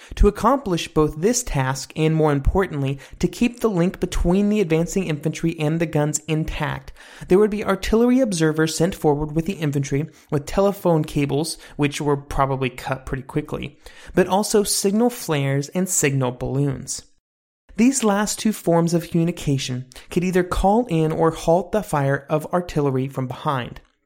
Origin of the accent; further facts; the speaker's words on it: United States; I'm an American